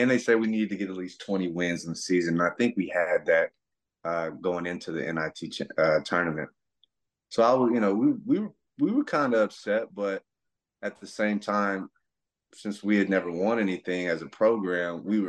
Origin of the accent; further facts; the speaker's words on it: Fort Worth, Texas, United States; I'm from Fort Worth. My family's from Fort Worth. I went to all the camps when I was little.